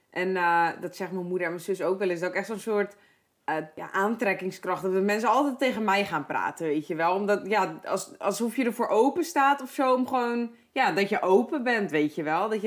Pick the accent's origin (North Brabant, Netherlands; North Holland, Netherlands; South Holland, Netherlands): North Holland, Netherlands; Heerhugowaard; ik kom uit Herengewaard vandaan